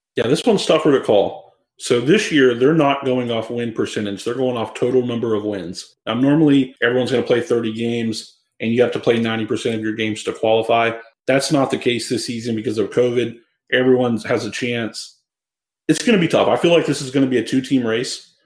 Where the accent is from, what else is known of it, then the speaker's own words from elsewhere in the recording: Georgia, United States; I'm from Georgia. We do things slower down here